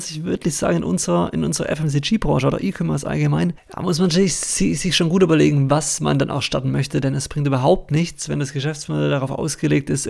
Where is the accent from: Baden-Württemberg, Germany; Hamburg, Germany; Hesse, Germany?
Baden-Württemberg, Germany; Ich komme ursprünglich aus Baden-Württemberg. Vielleicht hört man es an der einen oder anderen Stelle. Versuche aber natürlich Hochdeutsch zu sprechen, dass mich alle verstehen.